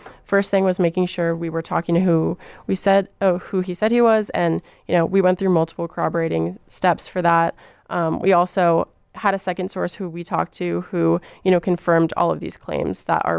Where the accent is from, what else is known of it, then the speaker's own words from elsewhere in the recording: Miami, Florida, United States; now in Chicago, United States; Miami, Florida.